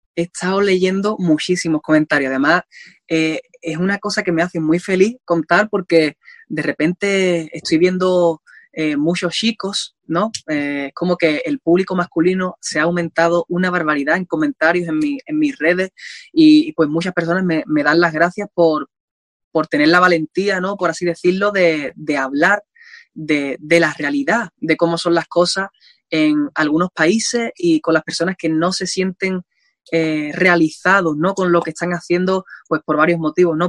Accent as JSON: {"language": "Spanish", "region": "Andalusia", "country": "Spain", "said": "yo sea español"}